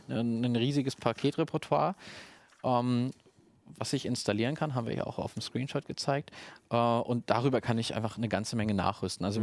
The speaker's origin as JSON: {"language": "German", "country": "Germany", "said": "als Deutscher"}